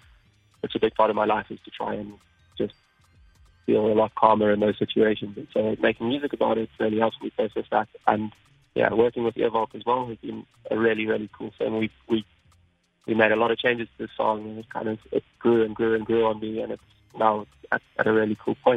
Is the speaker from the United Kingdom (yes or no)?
yes; England, United Kingdom; born there; Yeah, I mean, I was born in England, so definitely